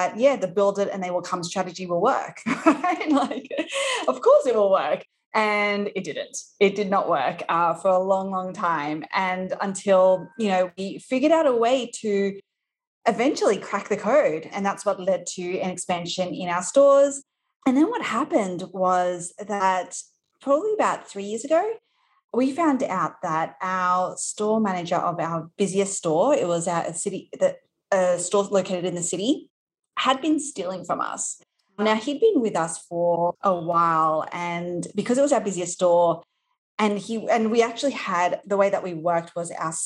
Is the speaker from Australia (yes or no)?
yes; Australia; accent: Australian; moved away as an adult; now in New York, United States; You might be able to tell from my accent that I am from Australia. So I live in New York right now, but originally from Australia